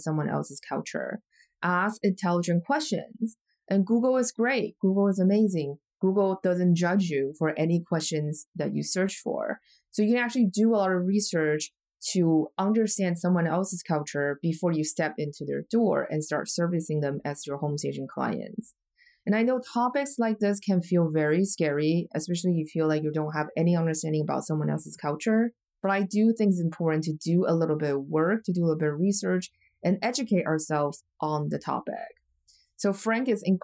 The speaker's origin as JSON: {"language": "English", "country": "Taiwan", "moved": "yes", "said": "I'm from Taiwan originally, we're really close to China in many different ways culturally"}